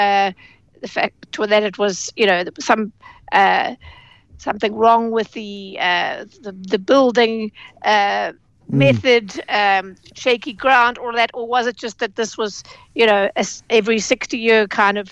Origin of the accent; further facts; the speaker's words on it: KwaZulu-Natal, South Africa; moved away; it's my hometown.